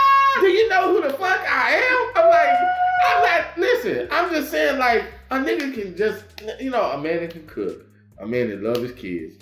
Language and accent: English; Fort Worth, Texas, United States; I'm from Funky Town. I'm from Rolling Hills. I'm …. That's where I used to stay. That's where I grew up.